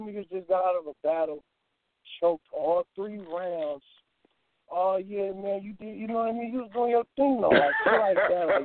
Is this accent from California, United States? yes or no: yes; Oakland, California, United States; I'm from the Bay too. I'm from Oakland, California, Richmond, the Bay Area